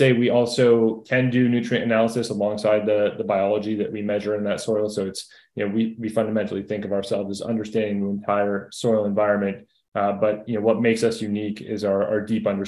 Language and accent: English; Toronto, Ontario, Canada; moved away as an adult; now in United States; I grew up in Toronto, went to school in Southwest Ontario